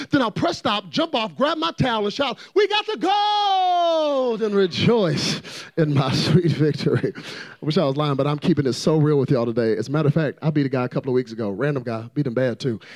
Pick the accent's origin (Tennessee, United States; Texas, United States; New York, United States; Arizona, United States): Texas, United States; Dallas; I'm from Dallas, Texas